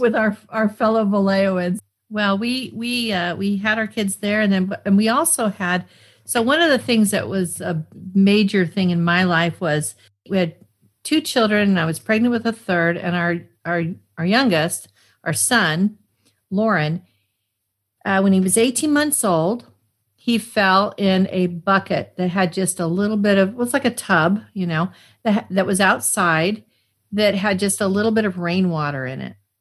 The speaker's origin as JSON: {"language": "English", "town": "Arlington", "region": "Massachusetts", "country": "United States", "tie": "born or raised there", "also_born_or_lived": "Cheyenne, Wyoming, United States", "said": "I grew up near Boston"}